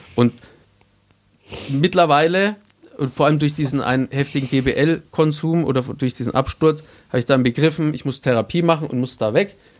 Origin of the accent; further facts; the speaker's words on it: Bavaria, Germany; ich komme aus Bayern